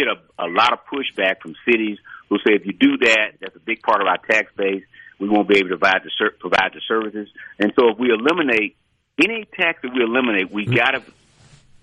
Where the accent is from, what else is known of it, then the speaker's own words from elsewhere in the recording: Natchez, Mississippi, United States; I grew up in Natchez, represent Natchez, grew up there, I've been there all my life.